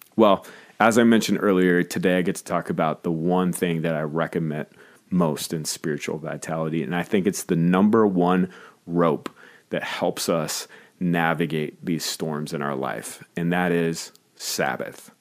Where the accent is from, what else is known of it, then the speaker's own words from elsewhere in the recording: Minnesota, United States; as a Minnesotan